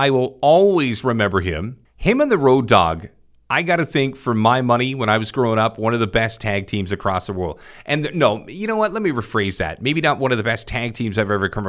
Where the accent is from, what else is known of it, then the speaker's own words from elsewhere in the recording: Vancouver, British Columbia, Canada; I'm down from Vancouver.